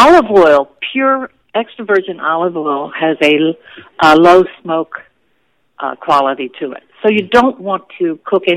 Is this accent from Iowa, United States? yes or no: no; Washington, District of Columbia, United States; I was born and raised on Capitol Hill in Washington, D.C.